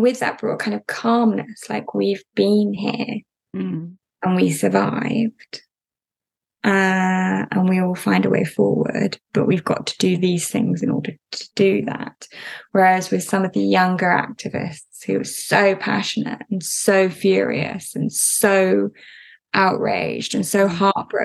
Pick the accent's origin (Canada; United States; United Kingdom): United Kingdom; as a British person